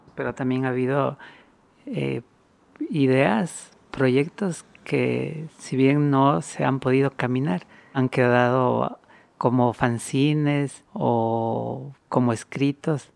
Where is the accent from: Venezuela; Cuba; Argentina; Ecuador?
Ecuador; Quito, Pichincha; born or raised there